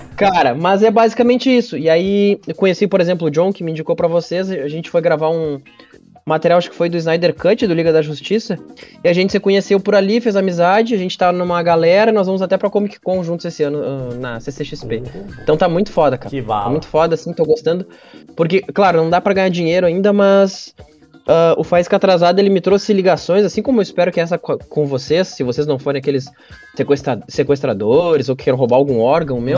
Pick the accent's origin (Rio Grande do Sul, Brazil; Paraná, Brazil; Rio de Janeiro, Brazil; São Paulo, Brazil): Rio Grande do Sul, Brazil; Caçapava do Sul; eu sou de natural de Caçapava do Sul, né? Interior do Rio Grande do Sul, perto de Santa Maria.